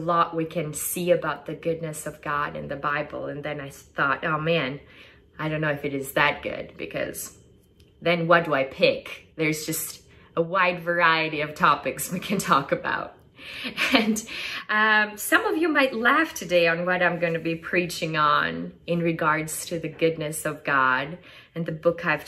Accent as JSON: {"language": "English", "country": "Albania", "tie": "born or raised there", "also_born_or_lived": "Oregon", "moved": "as an adult", "said": "I am originally from Albania, Europe. It's a small country right in the middle of Greece and Italy. And I grew up, I was born and raised there"}